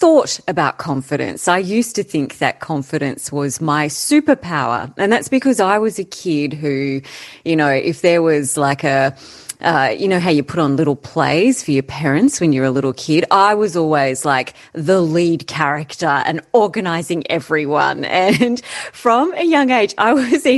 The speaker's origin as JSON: {"language": "English", "town": "Canberra", "region": "Australian Capital Territory", "country": "Australia", "tie": "born or raised there", "said": "we grew up in Canberra"}